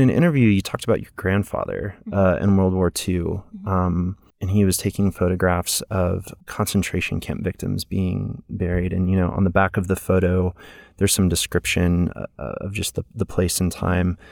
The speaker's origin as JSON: {"language": "English", "town": "Houston", "region": "Texas", "country": "United States", "tie": "born or raised there", "also_born_or_lived": "Mississippi", "moved": "yes", "said": "I grew up in Houston"}